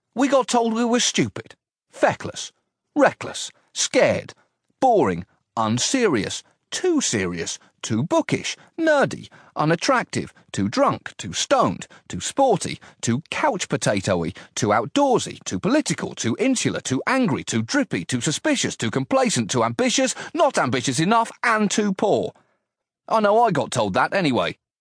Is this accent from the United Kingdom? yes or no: yes; United Kingdom; my role as a British citizen